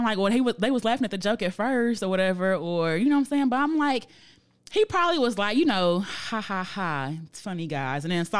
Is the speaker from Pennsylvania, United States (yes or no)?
yes; Philadelphia, Pennsylvania, United States; I'm still from Philly, West Philadelphia, born and raised. on the playground.